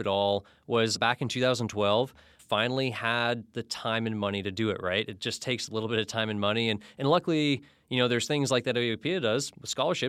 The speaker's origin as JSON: {"language": "English", "region": "Florida", "country": "United States", "tie": "born or raised there", "lives_now": "Alaska, United States", "said": "I grew up in Florida, and that is why I still wear so many layers, although I technically live in Alaska now."}